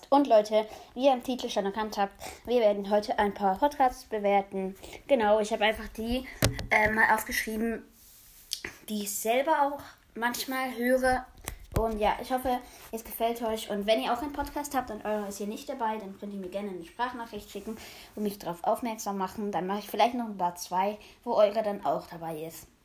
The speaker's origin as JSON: {"language": "German", "country": "Switzerland", "said": "Also ich komme selber aus der Schweiz, aber ich probiere mein Bestes zum gut Hochdeutsch reden"}